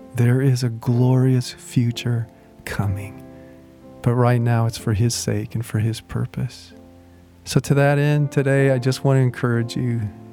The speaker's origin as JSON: {"language": "English", "country": "United States", "said": "as American Christians"}